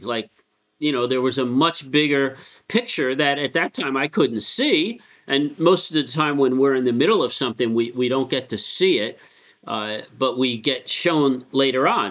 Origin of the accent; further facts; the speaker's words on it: Connecticut, United States; also born or lived in Bronx, New York; we moved to Connecticut when I was like nine